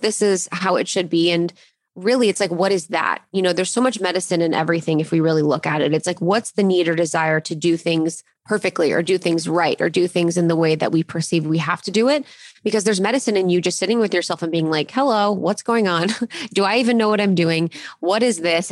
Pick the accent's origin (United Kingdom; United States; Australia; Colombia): United States; Ohio; I grew up in Ohio and I went to college in Ohio